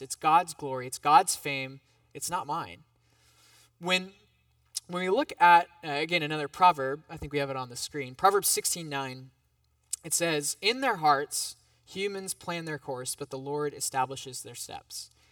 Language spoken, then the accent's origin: English; United States; as an American